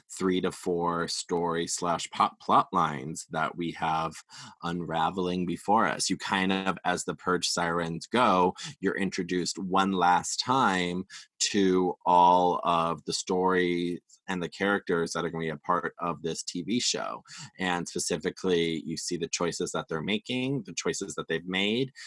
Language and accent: English; Wisconsin, United States; now in West Hollywood, United States; growing up in Wisconsin